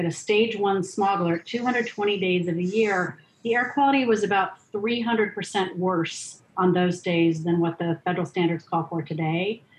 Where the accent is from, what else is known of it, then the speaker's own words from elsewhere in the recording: Los Angeles, California, United States; I grew up in Los Angeles, so I was a 10-year-old in 1970. So I have lived and breathed Los Angeles air for most of my life.